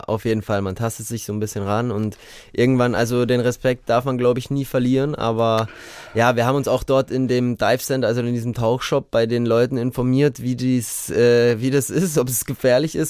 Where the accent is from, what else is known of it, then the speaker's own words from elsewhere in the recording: Munich, Bavaria, Germany; München ist ja meine Heimatstadt